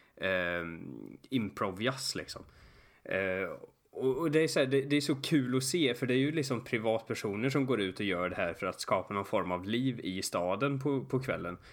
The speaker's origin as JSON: {"language": "Swedish", "country": "Sweden", "said": "jag var från Sverige"}